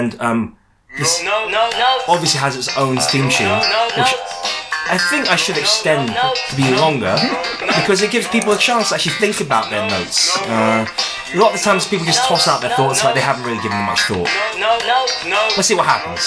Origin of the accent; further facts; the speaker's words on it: England, United Kingdom; As a Chinese person that was born in this country, I feel very English